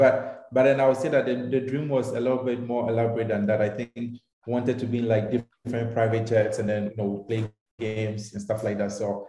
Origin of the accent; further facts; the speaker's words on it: Takoradi, Western Region, Ghana; I'm from Ghana. I was born in Takrade. I grew up over there.